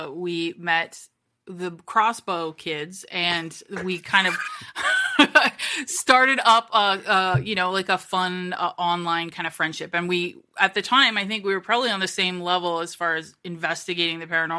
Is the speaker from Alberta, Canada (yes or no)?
no; Kitchener, Ontario, Canada; moved away; also born or lived in Toronto; Kitchener-Waterloo, which is where I'm originally from